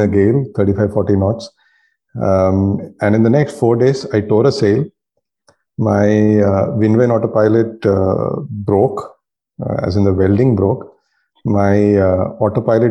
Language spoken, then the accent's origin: English; India